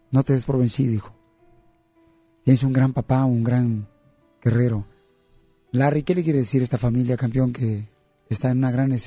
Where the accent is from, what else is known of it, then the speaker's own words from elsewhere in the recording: Puebla, Mexico; moved away; yo soy de Puebla.